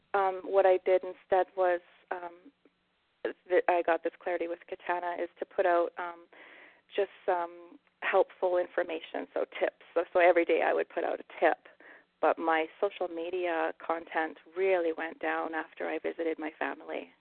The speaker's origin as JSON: {"language": "English", "region": "Alberta", "country": "Canada", "moved": "as an adult", "lives_now": "Vancouver Island, Canada", "said": "I'm a prairie girl. I'm from Alberta, so um, I moved our family, our little family here to Vancouver Island"}